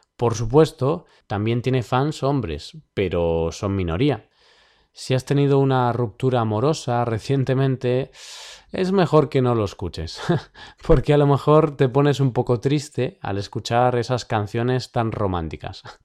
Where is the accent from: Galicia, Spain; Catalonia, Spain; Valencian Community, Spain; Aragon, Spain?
Galicia, Spain; Vigo; Vigo, mi ciudad natal